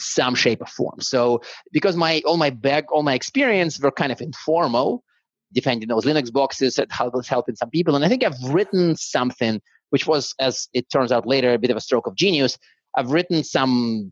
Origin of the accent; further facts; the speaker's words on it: Siberia, Russia; first language Russian; English is a second language; moved away; I was born in Siberia, and now in my hometown in Siberia, there was exactly one school that actually taught English from first grade.